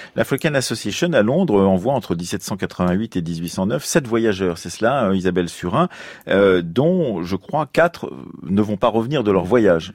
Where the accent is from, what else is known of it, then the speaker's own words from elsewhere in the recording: Poitou, Nouvelle-Aquitaine, France; ma région natale du Poitou